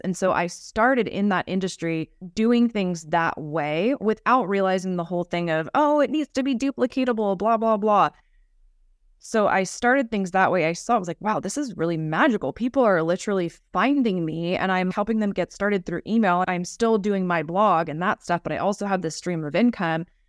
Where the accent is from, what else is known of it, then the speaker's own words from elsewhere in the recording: United States; growing up in America, in our culture